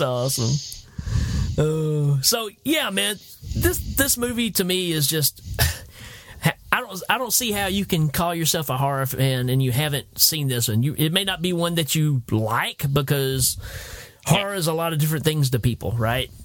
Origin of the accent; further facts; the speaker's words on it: Tennessee, United States; I told him Tennessee.